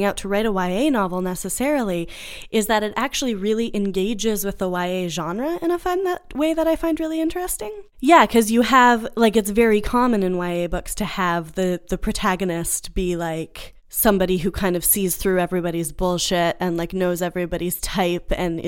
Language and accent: English; Canada; moved away; also born or lived in United States; as a Canadian coming to Texas